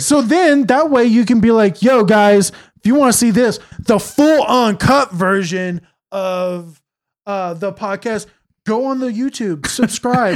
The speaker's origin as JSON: {"language": "English", "region": "California", "country": "United States", "said": "I'm from Cal, or from California"}